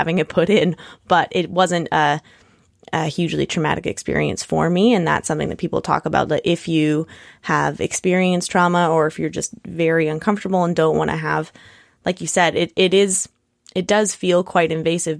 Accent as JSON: {"language": "English", "town": "Nanaimo", "region": "British Columbia", "country": "Canada", "tie": "born or raised there", "moved": "yes", "lives_now": "Victoria, Canada", "said": "I grew up in Nanaimo, but now live in Victoria"}